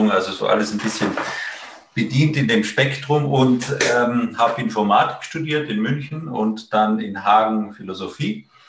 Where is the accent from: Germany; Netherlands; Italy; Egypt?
Italy; ich bin äh, ursprünglich aus Italien